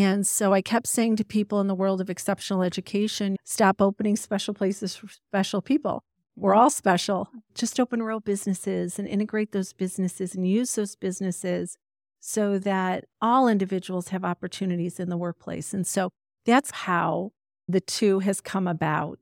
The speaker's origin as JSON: {"language": "English", "region": "Ohio", "country": "United States", "tie": "born or raised there", "also_born_or_lived": "Pennsylvania", "said": "I was born in Pennsylvania, but lived in Ohio since the age of four"}